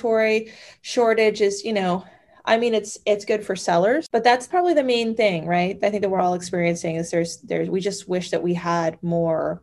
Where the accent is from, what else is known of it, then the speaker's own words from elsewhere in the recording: Orlando, Florida, United States; I grew up in Orlando. I was born and raised here